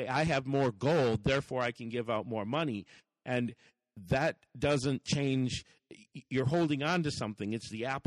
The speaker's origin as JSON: {"language": "English", "country": "United States", "said": "we, as the American people"}